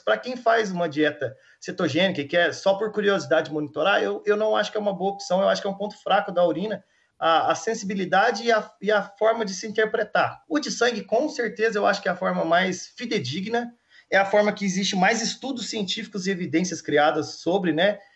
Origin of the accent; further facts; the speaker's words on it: Minas Gerais, Brazil; eu sou mineiro, né? Mineiro, para mim, é sempre que quando eu saio do, do, estado de Minas, o pessoal já vem direto falando em uai e pão de queijo, né? E eu tenho muito orgulho de ser de Minas Gerais